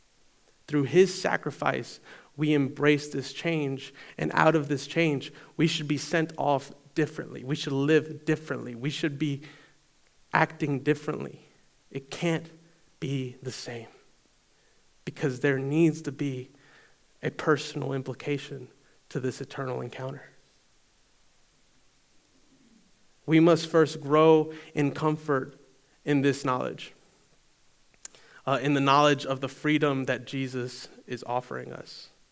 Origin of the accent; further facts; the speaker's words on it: Eastern North Carolina, United States; I grew up in Eastern North Carolina. And I was in high school at North Pitt. So I went to North Pitt right here in town.